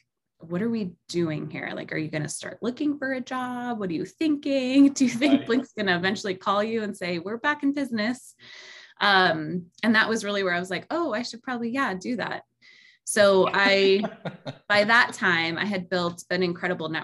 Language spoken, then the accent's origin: English; New York, United States; moved away; I grew up in New York for a lot of my life